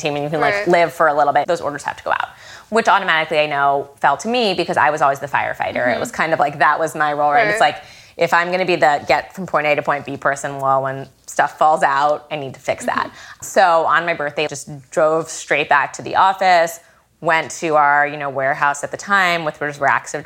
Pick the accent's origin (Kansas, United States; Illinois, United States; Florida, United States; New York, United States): New York, United States; I grew up in New York. I still live here.